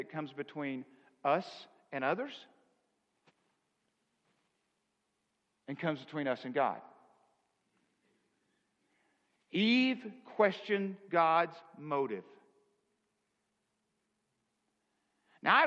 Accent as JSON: {"language": "English", "region": "the South", "country": "United States", "said": "Now, I'm from the South."}